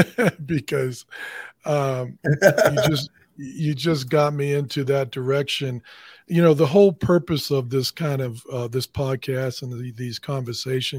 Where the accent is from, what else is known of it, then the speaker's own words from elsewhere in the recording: Boston, Massachusetts, United States; moved away; I'm originally from Boston